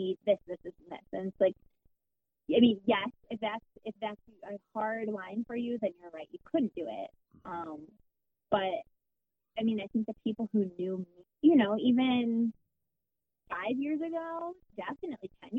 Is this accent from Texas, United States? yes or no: no; Michigan, United States; moved away as an adult; my home state